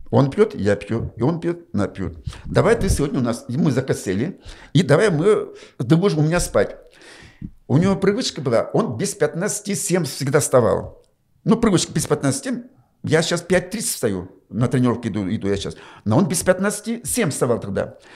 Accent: Chuvashia, Russia; Я говорю, нет, я говорю, чуваш.

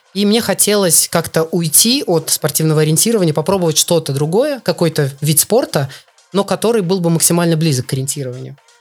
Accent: Belarus; moved away as an adult; also born or lived in Russia; now in Poland; я из Беларуси, и все, всю свою спортивную, всё свой спортивный путь, весь свой спортивный путь я начал именно в Беларуси

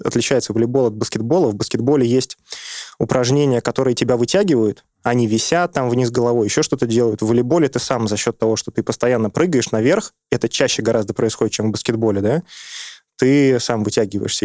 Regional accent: Saint Petersburg, Russia; moved away as an adult; now in Moscow, Russia; я вырос в Петербурге

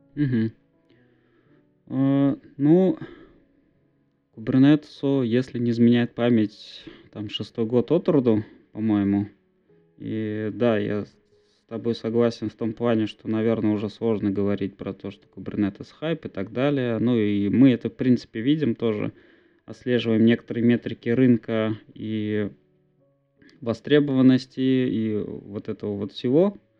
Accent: Bizhbulyak, Bashkortostan, Russia; also born or lived in Ufa; я сам из Башкирии, так скажем. Я предпочитаю говорить, что я из города Уфа.

